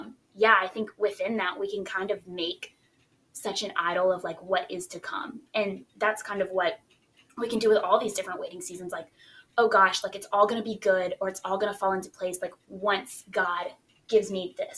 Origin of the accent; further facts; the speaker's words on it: Baton Rouge, Louisiana, United States; I'm from Baton Rouge